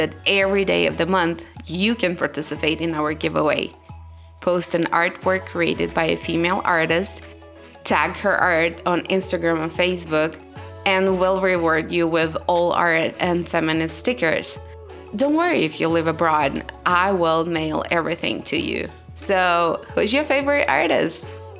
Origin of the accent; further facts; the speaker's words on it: the South, United States; the experience of a Black girl growing up in the South